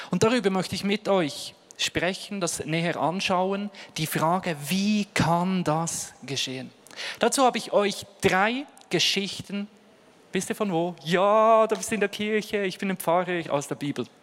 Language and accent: German; Ostermundigen, Bern, Switzerland; Aufgewachsen bin ich in Bern, wunderschön in 3072 Ostermundigen, Postleitzahl und Ort meiner Herkunft.